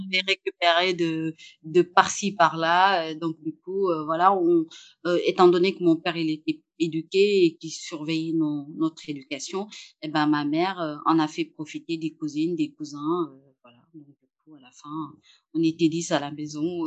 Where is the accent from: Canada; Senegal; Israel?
Senegal; Saint-Louis; moved away as an adult; now in Paris, France; j'habitais au Sénégal, euh, principalement à Saint-Louis, dans le nord euh, du Sénégal. Et c'est là où j'ai grandi